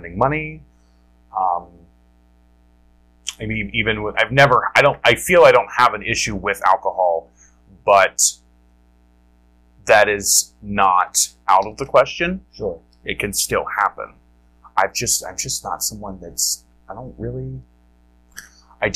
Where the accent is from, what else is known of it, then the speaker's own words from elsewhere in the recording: Ohio, United States; moved away as an adult; now in Wisconsin, United States; I grew up in Ohio